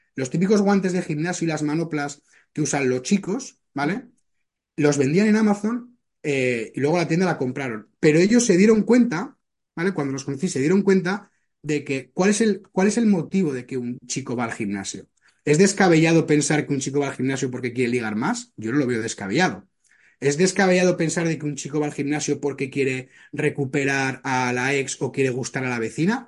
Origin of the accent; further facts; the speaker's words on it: Zaragoza, Aragon, Spain; moved away as an adult; now in Barcelona, Spain; Yo soy natural de Zaragoza, me marché a Barcelona